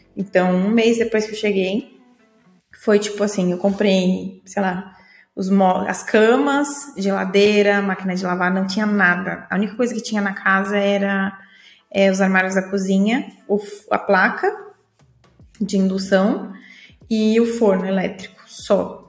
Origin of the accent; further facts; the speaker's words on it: Praia Grande, São Paulo, Brazil; moved away as an adult; now in Portugal; eu nasci no Samambaia, vou crescer no Samambaia e vou morrer no Samambaia, que era o bairro que eu cresci minha vida toda, na Praia Grande, no litoral de São Paulo